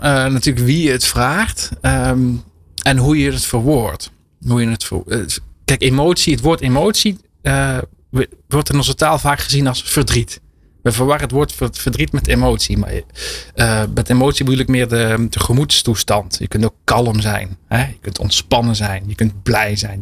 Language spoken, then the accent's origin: Dutch; Limburg, Netherlands; also born or lived in France; ik ben geboren in Frankrijk. Ik ben in Limburg opgegroeid.